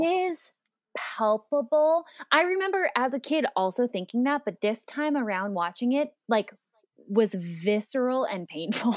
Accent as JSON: {"language": "English", "town": "Phoenix", "region": "Arizona", "country": "United States", "tie": "born or raised there", "moved": "yes", "lives_now": "Los Angeles, United States", "said": "I live in L A, but I grew up in Phoenix"}